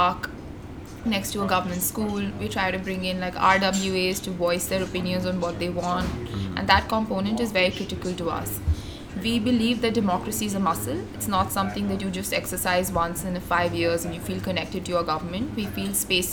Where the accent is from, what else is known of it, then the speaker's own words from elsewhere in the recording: New Delhi, Delhi, India; also born or lived in Texas / Denmark; Born and raised in New Delhi, studied in Texas at Rice